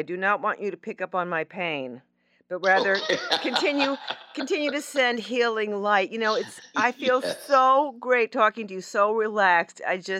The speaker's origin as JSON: {"language": "English", "region": "New Jersey", "country": "United States", "tie": "born or raised there", "also_born_or_lived": "Manhattan, New York", "moved": "as an adult", "said": "I grew up in Jersey, but I spent 10 years in Manhattan, so I consider myself a New Yorker."}